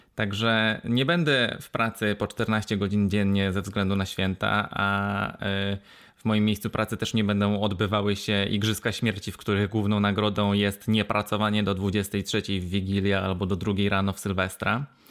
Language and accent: Polish; Wrocław, Lower Silesian Voivodeship, Poland; ja jestem z Wrocławia